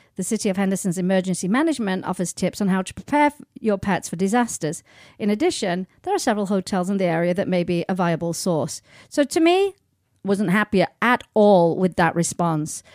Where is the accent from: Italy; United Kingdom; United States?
United Kingdom; England; moved away; when I go back home to England